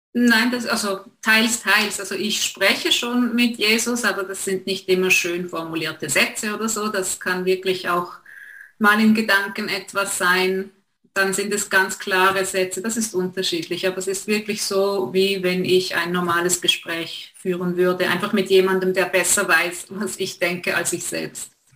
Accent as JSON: {"language": "German", "country": "Switzerland", "accent": "Swiss", "said": "wir wohnen, wie man hört, in der Schweiz"}